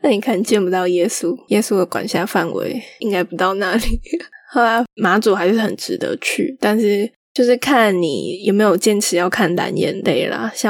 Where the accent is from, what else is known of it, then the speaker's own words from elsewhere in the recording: Taipei, Taiwan; 我台北来的，我确实一开始有在想说，这样感觉好像不太好。但是我本来就是我，我也不是从那种疫区来的